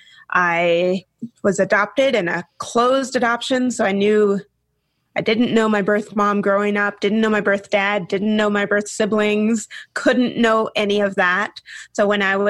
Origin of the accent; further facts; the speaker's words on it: Washington, United States; also born or lived in the South (US); raised in the Northwest up near Canada in Washington State.